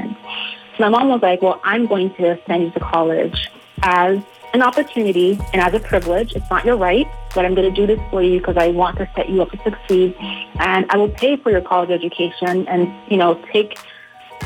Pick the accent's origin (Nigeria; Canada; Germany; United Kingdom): Nigeria; moved away; I am originally from Nigeria